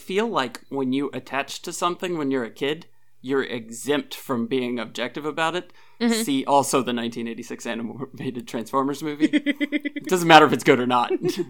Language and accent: English; Appalachia, United States; I'm Appalachian